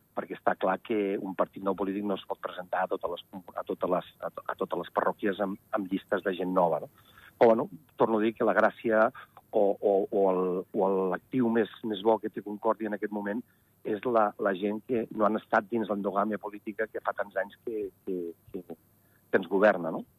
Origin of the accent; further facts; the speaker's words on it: Ordino, Andorra; jo sóc d'Ordino